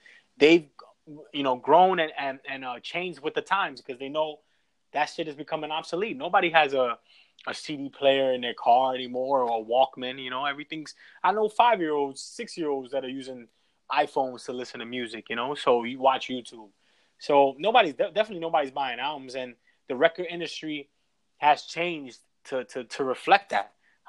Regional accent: New York, United States; now in Houston, United States; we're from New York, where, you know, everything's moving fast. We go with the times. We make the trends as far as, like, from fashion to business to technology. Like, everything's, like, moving forward in New York.

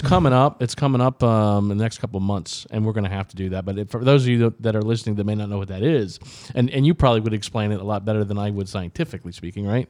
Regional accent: Daytona Beach, Florida, United States; moved away as an adult; I was originally from the Daytona Beach area

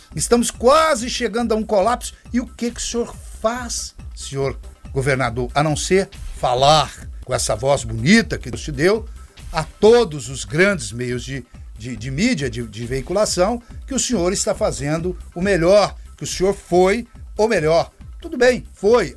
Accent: Minas Gerais, Brazil; now in Anápolis, Brazil; sou natural de Minas Gerais e desde que vim para cá permaneço em, em, Anápolis

